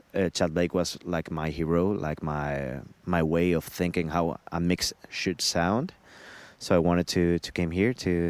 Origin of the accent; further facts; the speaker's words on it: Madrid, Community of Madrid, Spain; I'm coming from Spain, Madrid.